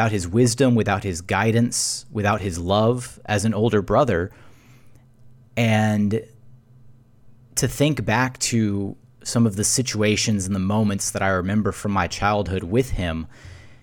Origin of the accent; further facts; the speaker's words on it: Houston, Texas, United States; I grew up in Meyerland near Hillcroft and Brayswood